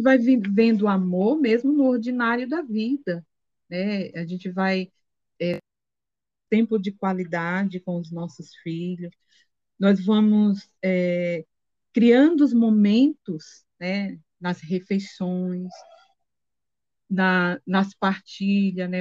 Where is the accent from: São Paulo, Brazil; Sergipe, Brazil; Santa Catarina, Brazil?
Sergipe, Brazil; moved away; sou de Sergipe